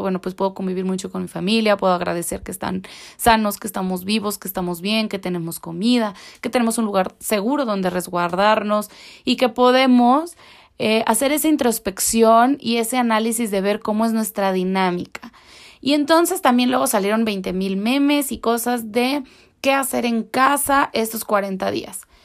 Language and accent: Spanish; Mexico